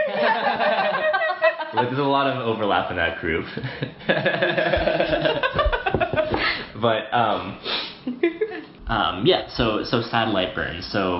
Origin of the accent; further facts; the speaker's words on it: Utah, United States; So I grew up in Utah